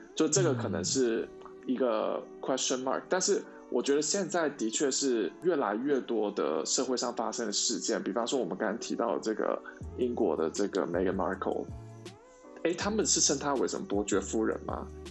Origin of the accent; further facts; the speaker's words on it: Taiwan; moved away as an adult; now in United States; 我是台湾人